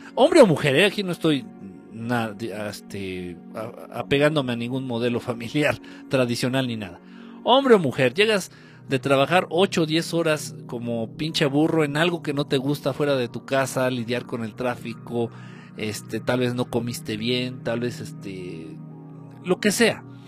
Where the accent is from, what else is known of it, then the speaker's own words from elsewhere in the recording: Michoacán, Mexico; en Michoacán, de donde soy